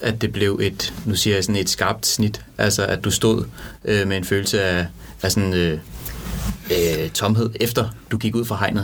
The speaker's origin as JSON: {"language": "Danish", "country": "Denmark", "moved": "yes", "said": "jeg kommer fra Jylland"}